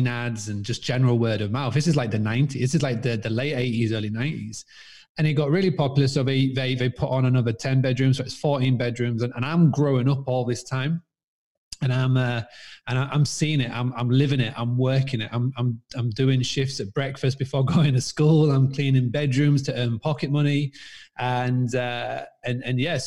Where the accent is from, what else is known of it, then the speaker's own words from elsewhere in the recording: Scarborough, Yorkshire and the Humber, United Kingdom; now in Spain; I'm actually from a little town called Scarborough in England. I actually currently live in Spain, but I was born in England, as you can tell by this crazy accent. And I was born on a 200-acre farmstay bed and breakfast.